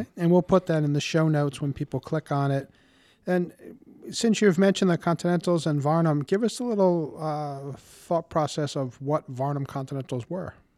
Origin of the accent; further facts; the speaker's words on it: Warwick, Rhode Island, United States; I grew up in Warwick and have been a homeowner for over thirty years in our lovely city